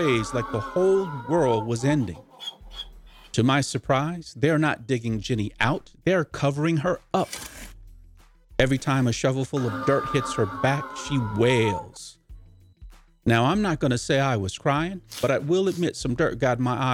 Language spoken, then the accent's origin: English; Boston, Massachusetts, United States; also born or lived in North Carolina; I was born in North Carolina, but my first recollections in life are growing up in Boston, Mass